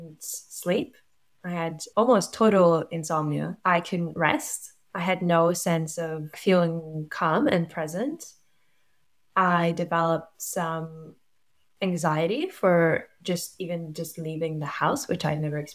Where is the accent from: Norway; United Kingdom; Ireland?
Norway; moved away as an adult; now in New Zealand; I'm from Norway. I've lived in New Zealand for 10 years